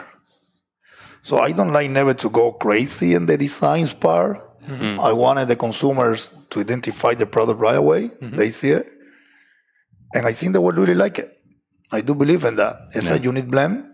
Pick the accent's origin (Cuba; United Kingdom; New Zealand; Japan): Cuba; moved away as an adult; also born or lived in Wisconsin; I came out from Cuba in 2008 with no idea I want to get in the cigar business.